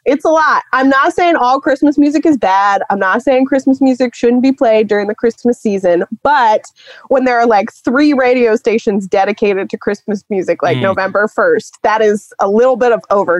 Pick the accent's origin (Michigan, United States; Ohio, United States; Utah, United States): Ohio, United States; Cincinnati; I grew up in Cincinnati, Ohio, and I was doing some just like general spooky Cincinnati Googling